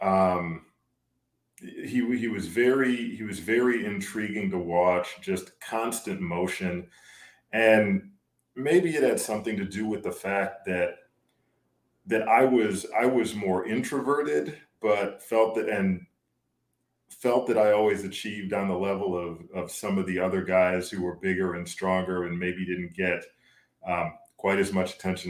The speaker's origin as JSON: {"language": "English", "town": "Detroit", "region": "Michigan", "country": "United States", "tie": "born or raised there", "said": "I grew up in the Metro Detroit area"}